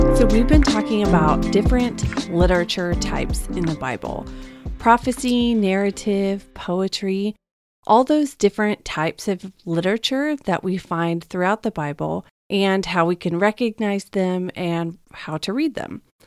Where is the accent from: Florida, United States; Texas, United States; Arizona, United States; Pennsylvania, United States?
Texas, United States; moved away as an adult; also born or lived in Dallas, Texas; now in California, United States; growing up in Texas